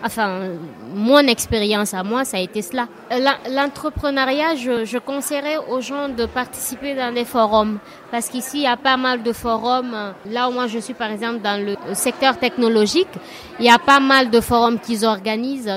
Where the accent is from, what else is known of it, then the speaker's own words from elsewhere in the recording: Guinea; moved away as an adult; now in Barcelona, Spain; je suis de la Guinée